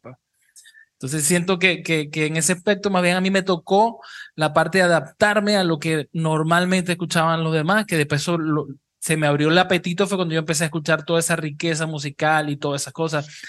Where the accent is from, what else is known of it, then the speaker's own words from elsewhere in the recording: Cabimas, Zulia, Venezuela; now in Panama City, Panama; somos los tres de Cabimas y es como sentirse en casa